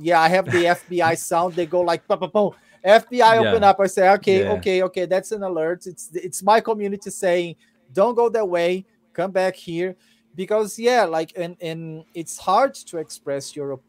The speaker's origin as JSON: {"language": "English", "country": "Brazil", "second_language": "English"}